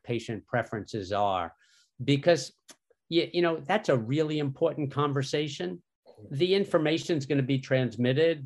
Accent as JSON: {"language": "English", "region": "New York", "country": "United States", "tie": "born or raised there", "moved": "as an adult", "lives_now": "Philadelphia, United States", "said": "I grew up in New York."}